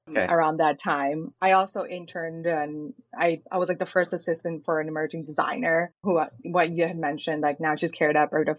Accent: India; first language Malayalam; English is a second language; also born or lived in Chicago; Yeah, I was born in Chicago, but at the age of 2, I was sent to India with my grandparents

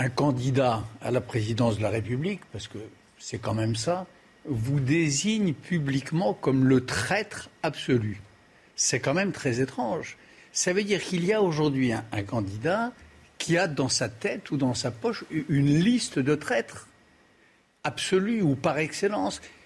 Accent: France; je suis français

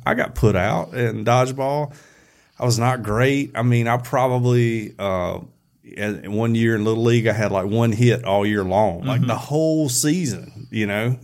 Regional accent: Alabama, United States; we're from Alabama.

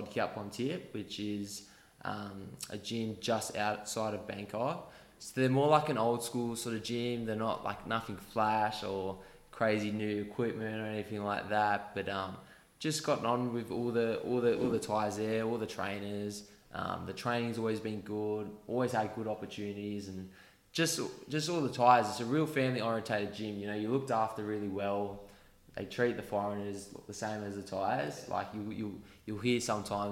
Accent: Australia; my home country

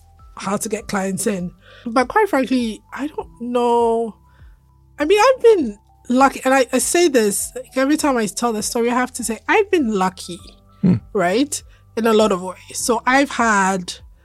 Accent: Ghana; moved away as an adult; also born or lived in London, United Kingdom; I'm a Ghanaian woman

